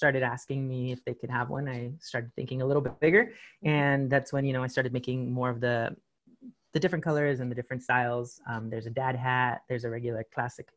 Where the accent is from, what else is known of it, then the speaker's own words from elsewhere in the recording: San Diego, California, United States; also born or lived in Rosarito, Mexico; I'm from San Diego